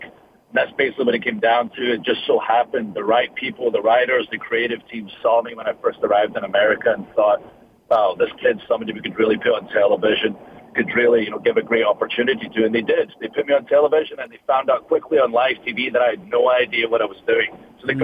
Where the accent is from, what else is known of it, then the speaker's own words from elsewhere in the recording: Scotland, United Kingdom; moved away; growing up in Scotland and the sacrifices my family had to make